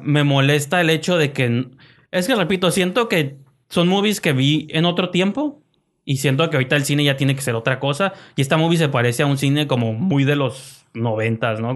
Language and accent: Spanish; Mexico; soy mexicano